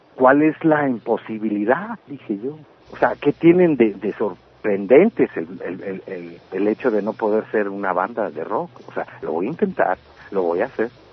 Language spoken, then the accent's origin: Spanish; Mexicali, Baja California, Mexico; Todo comienza en el 67 en, en Mexicali cuando yo nazco. Yo soy de Baja California, de la ciudad de Mexicali. Eh, yo yo crecí en un ambiente